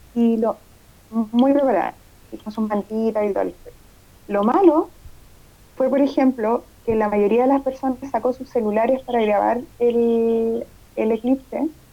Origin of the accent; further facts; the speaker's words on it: Chile; los chilenos tenemos esa, esa mala costumbre